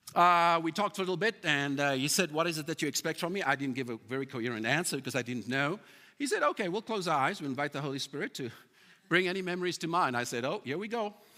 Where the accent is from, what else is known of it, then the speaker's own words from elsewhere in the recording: South Africa; moved away as an adult; now in Calgary, Canada; I'm a South African